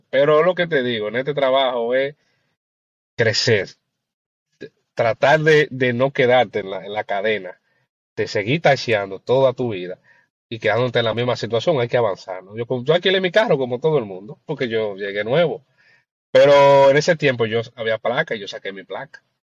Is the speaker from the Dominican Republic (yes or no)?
yes; Dominican Republic; moved away as an adult; now in New York, United States; Yo soy dominicano, República de Dominicano. Yo soy República Dominicana, llegué a este país hace casi siete años.